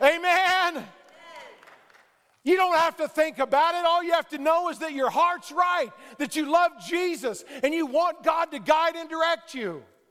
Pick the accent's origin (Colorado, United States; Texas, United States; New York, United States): Texas, United States; Fort Worth; I was born in Fort Worth, Texas. If you listen to me talk long enough, you can realize that.